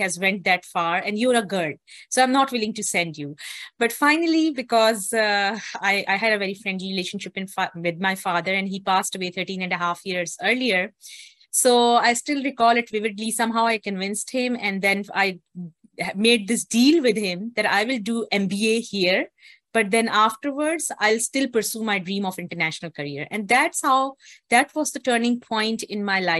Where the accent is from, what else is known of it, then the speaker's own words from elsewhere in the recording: Islamabad, Islamabad Capital Territory, Pakistan; I was born and I grew up in Pakistan, and I was based in the capital city of Pakistan, which is Islamabad